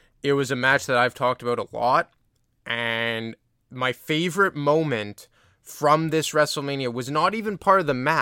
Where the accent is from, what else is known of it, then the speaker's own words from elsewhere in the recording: Canada; I'm a Canadian